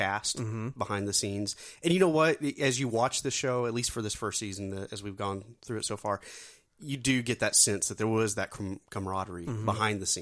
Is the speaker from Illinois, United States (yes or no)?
no; Joplin, Missouri, United States; you're talking to a couple of guys from the Midwest. I mean, we're about, 2.5 hours south of Kansas City. Mm-hmm. In a little place called Joplin